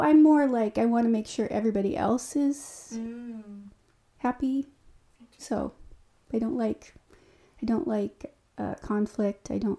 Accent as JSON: {"language": "English", "town": "Hermiston", "region": "Oregon", "country": "United States", "tie": "born there", "said": "I was born in Hermiston, Oregon."}